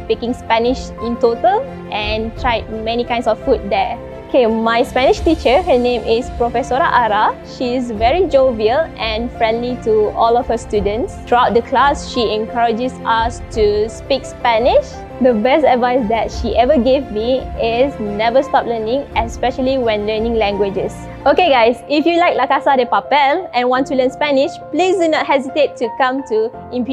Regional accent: Malaysia; I'm 26 years old and I'm from Malaysia

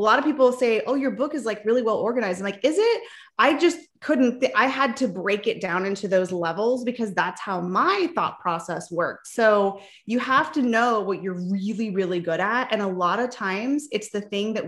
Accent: Palm Springs, California, United States; also born or lived in Nebraska; now in Arizona, United States; I was actually born in Nebraska, but I grew up in Southern California in the desert, Palm Springs area

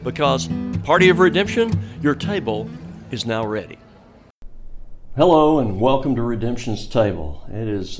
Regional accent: Birmingham, Alabama, United States; I'm from Birmingham

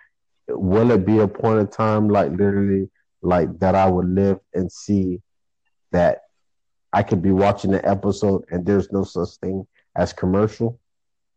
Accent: Florida, United States; I'm from Florida, I'm a furry, I'm a natural Floridian. Never been out of Florida

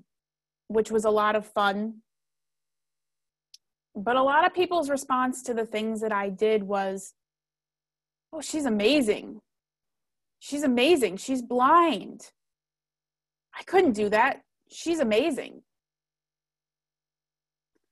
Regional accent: Nebraska, United States; I grew up in Nebraska

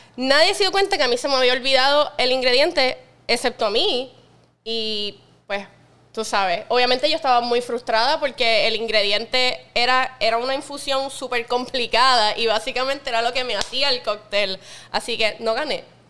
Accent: Puerto Rico; yo soy de Puerto Rico

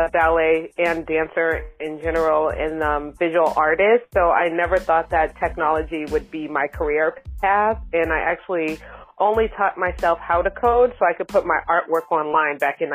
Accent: Boston, Massachusetts, United States; moved away; also born or lived in New York / Bay Area; I'm from Boston, Massachusetts, and I lived in New York for a significant part of my life

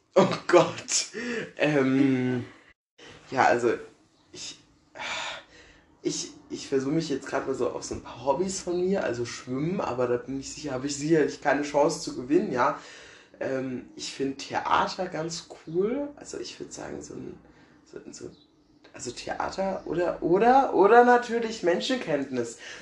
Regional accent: Herold, Rhineland-Palatinate, Germany; wohne in Herold und also komme da auch schon immer her. Ich wohne schon immer hier im Einrich

